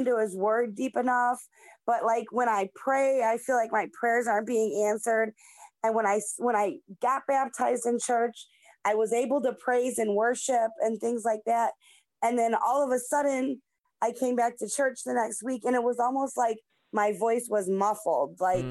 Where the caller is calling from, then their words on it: Cleveland, Ohio, United States; I'm watching from Cleveland, Ohio.